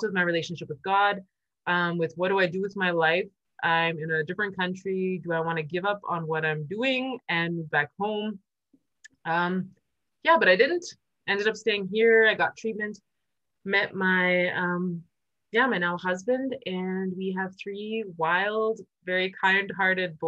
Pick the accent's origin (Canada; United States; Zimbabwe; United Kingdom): Canada; moved away as an adult; now in Germany; I come from Canada originally. I am born there. I live in Germany. I've been living here for about 16, 17 years